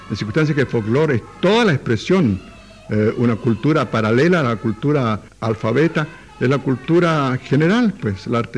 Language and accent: Spanish; Chile